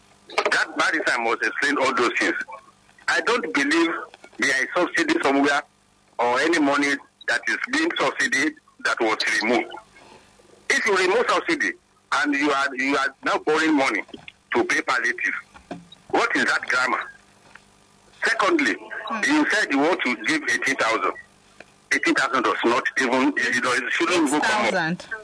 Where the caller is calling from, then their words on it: Ibafo, Ogun State, Nigeria; I'm calling from Ibafu.